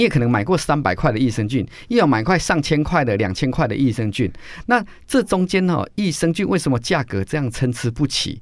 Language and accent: Chinese; Taiwan; 我们都是台湾人